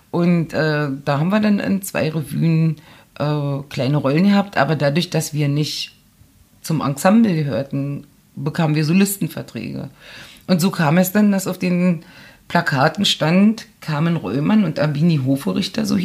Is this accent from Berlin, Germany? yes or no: yes; Berlin, Germany; accent: Berlin dialect; da stellte man aber fest, dass mein Berliner Dialekt ziemlich stark ist.